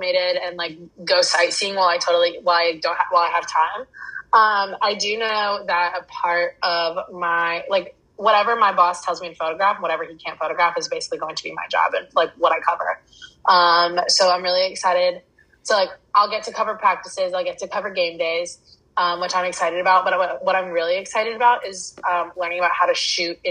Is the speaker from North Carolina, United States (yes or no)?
yes; 45 minutes outside of Charlotte, North Carolina, United States; moved away as an adult; now in Los Angeles, United States; I grew up 45 minutes outside of Charlotte, and I went to school in Charlotte